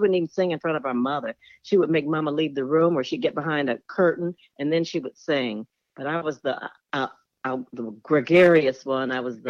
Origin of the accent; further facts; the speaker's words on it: Detroit, Michigan, United States; born and raised in Detroit.